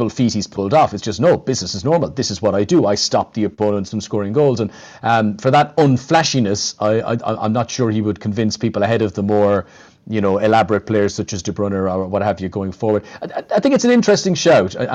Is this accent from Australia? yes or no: no; Ireland; as an Irishman